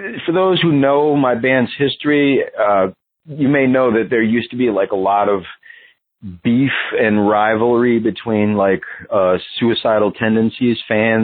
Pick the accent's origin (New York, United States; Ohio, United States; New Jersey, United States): New York, United States; in the 80s growing up on the Lower East Side